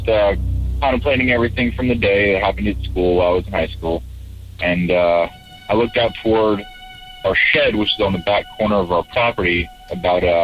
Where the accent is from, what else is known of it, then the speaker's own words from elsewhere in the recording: Pennsylvania, United States; I'm from Pennsylvania